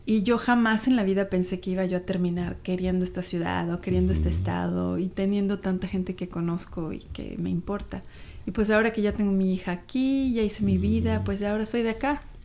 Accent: Mexico City, Mexico; moved away as an adult; now in Seattle, United States; Yo soy chilanga, yo nací en la Ciudad de México y vine aquí a Seattle hace 20 años justo

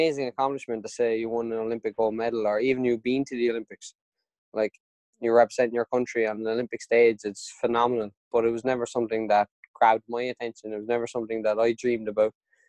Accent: Ireland

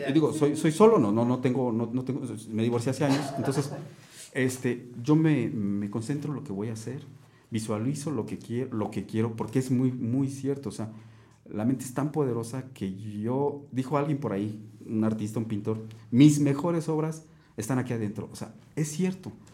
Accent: Mexico; llevo mi ciudad, o sea, aparte de, mi país, llevo mi ciudad

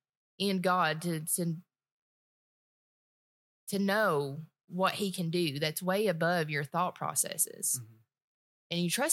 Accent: Appalachia, United States; I was obviously from my beautiful accent that you guys are hearing, I was raised in the mountains, right?

